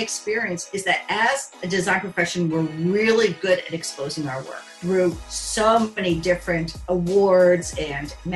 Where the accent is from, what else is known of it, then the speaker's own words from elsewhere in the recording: New York City, New York, United States; I grew up in New York City in Manhattan